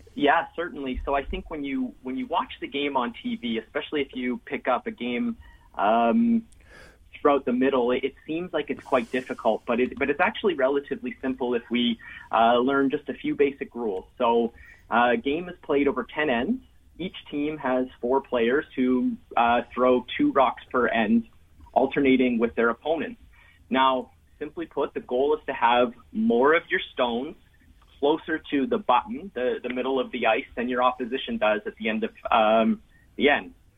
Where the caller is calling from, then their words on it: Ottawa, Ontario, Canada; I'm uh, calling from Ottawa, Ontario, up in Canada